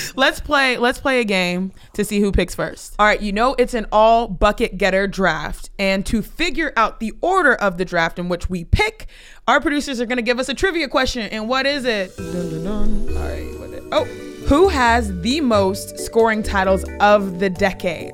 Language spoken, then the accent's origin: English; Houston, Texas, United States; your girl is from the two eight one, the seven one three, the eight three two.